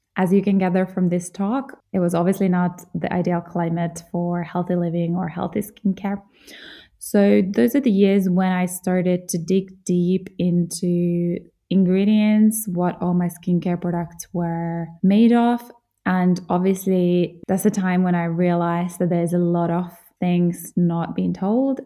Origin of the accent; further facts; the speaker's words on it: Jyväskylä, Central Finland, Finland; moved away; also born or lived in Germany; I'm from Finland, from central Finland, a small town called Jyväskylä. And I grew up playing in the forests, by the lakes